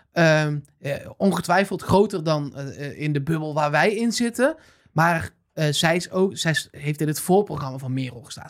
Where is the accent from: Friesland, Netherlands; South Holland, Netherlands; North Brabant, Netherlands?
North Brabant, Netherlands; als Brabander